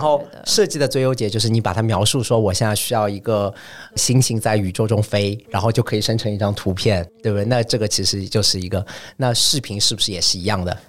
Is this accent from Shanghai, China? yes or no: yes; Shanghai, China; moved away as an adult; also born or lived in Paris, France; 我是上海生上海长的，然后我是一个上海人